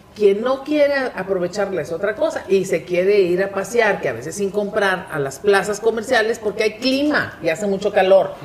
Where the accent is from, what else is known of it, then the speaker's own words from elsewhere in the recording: Monterrey, Nuevo León, Mexico; yo que soy una regiomontana de cepa